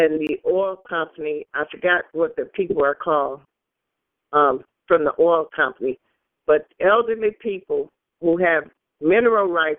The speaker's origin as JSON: {"language": "English", "region": "Michigan", "country": "United States", "also_born_or_lived": "California", "said": "I'm from Michigan"}